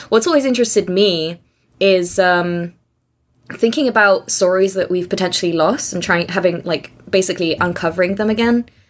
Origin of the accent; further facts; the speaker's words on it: Austria; English is a second language; moved away as an adult; also born or lived in Hungary / Aberdeen / Oxford; I grew up in Austria. Um, my family is Hungarian, but moved to Austria when I was young